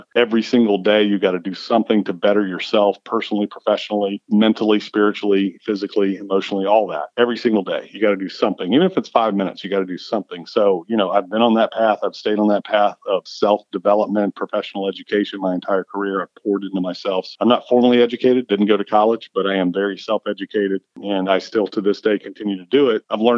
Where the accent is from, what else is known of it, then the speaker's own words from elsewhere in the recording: California, United States; also born or lived in Florida / Virginia; I'm a surfer, lifelong surfer, you know, growing up in California, Florida, and Virginia. And then time in North Carolina.